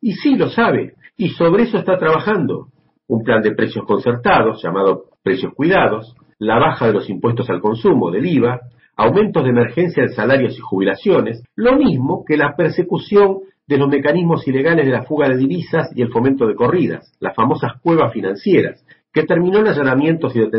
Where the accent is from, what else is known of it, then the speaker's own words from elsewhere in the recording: Argentina; also born or lived in Buenos Aires; desde Buenos Aires, Argentina.